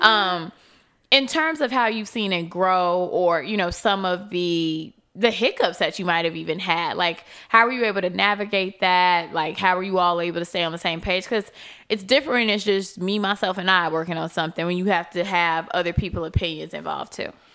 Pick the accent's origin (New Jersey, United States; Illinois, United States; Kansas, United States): Illinois, United States; Chicago; I'm from Chicago.